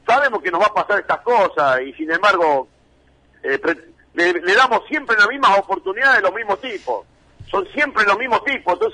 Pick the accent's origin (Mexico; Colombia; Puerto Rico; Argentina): Argentina; nosotros siempre nos comparamos y no nos damos cuenta que así somos los argentinos, de pedantes, soberbios, agrandados.